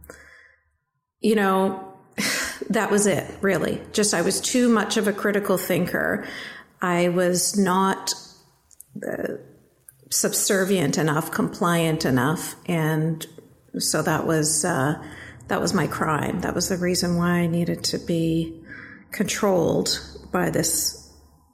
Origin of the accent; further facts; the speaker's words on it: Canada; I was born and raised in Canada